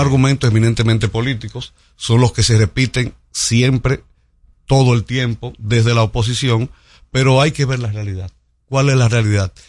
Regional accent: Santiago de los Caballeros, Santiago, Dominican Republic; yo soy de Santiago, Santiago siempre se ha caracterizado por la limpieza

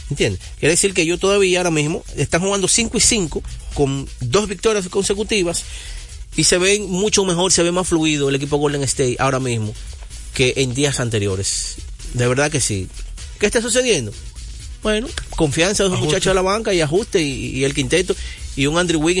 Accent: Dominican Republic; yo soy dominicano.

